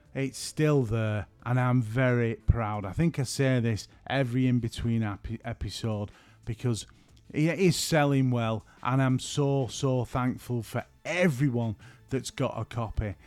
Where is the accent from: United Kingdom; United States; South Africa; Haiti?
United Kingdom; St Helens, North West England; I'm from Saint Helens.